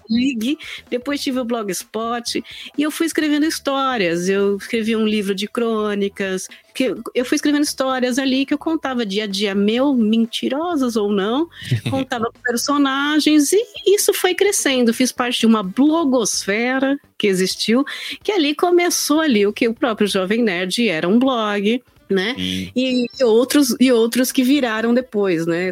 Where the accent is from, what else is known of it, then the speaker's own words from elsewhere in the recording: São Bernardo do Campo, São Paulo, Brazil; moved away as an adult; now in São Paulo, Brazil; eu sou de São Bernardo do Campo, na BC Paulista, e aí eu vim para São Paulo na pandemia